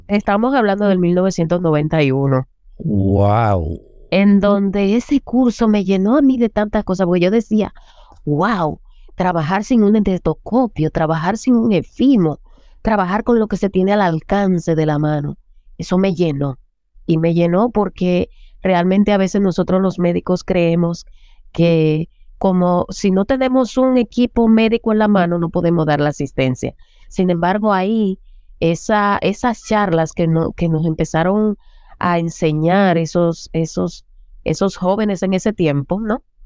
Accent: Las Matas de Farfán, San Juan, Dominican Republic; moved away; also born or lived in Santo Domingo; vengo desde un pueblo de las Matas de Farfán

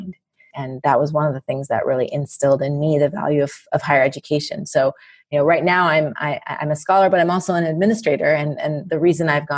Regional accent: Southern California, United States; also born or lived in Minneapolis, Minnesota; my father decided then and there that it was time for us to pick up and move to Southern California.

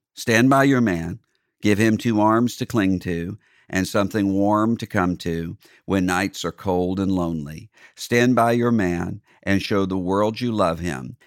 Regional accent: Mississippi, United States; my home state of Mississippi

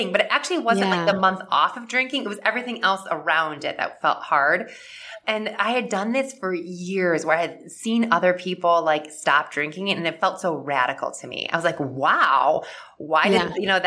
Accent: Midwest, United States; I grew up in the Midwest and with like a typical like Midwest family

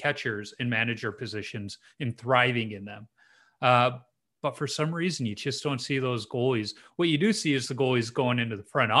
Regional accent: Chicago, Illinois, United States; I grew up in Chicago.

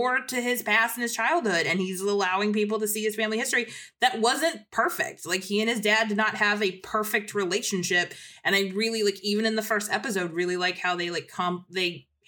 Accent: Fort Bragg, North Carolina, United States; I grew up in North Carolina at Fort Bragg, North Carolina.

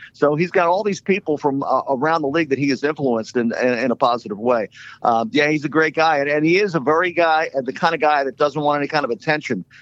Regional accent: Philadelphia, Pennsylvania, United States; now in San Antonio, United States; I grew up in Southwest Philly in a row home

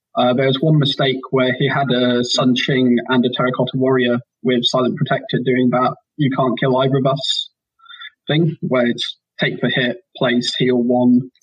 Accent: York, Yorkshire and the Humber, United Kingdom; moved away as an adult; now in Oxford, United Kingdom; there's a big Malifaux community in York, which was my hometown

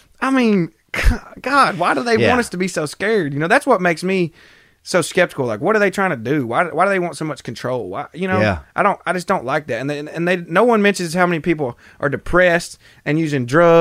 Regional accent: Tennessee, United States; accent: redneck

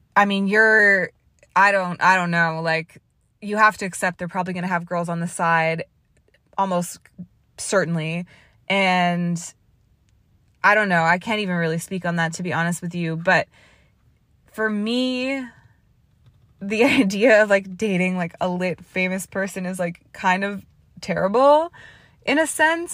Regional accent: Canada; moved away; also born or lived in Toronto; being Canadian or, like, the way I was raised

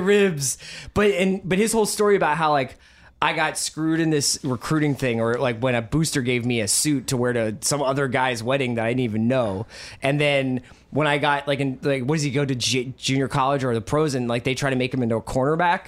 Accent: Philadelphia, Pennsylvania, United States; I grew up in Philly with Randall Cunningham

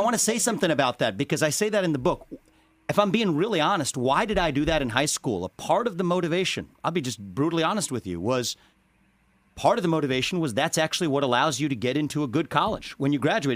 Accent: Cincinnati, Ohio, United States; I was born in Cincinnati, Ohio

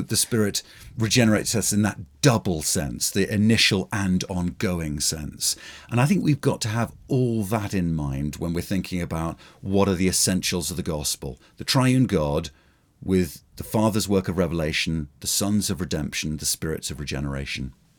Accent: United Kingdom; as a Brit

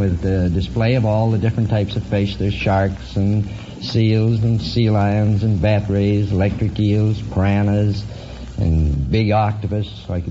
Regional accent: Vancouver, British Columbia, Canada; also born or lived in Hermosa Beach, California; now in United States; Well, I was from Canada, from Vancouver, but I've been in the United States many years.

